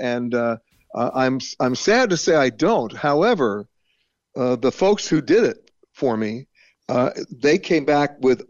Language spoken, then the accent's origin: English; United States; I'm talking now as an American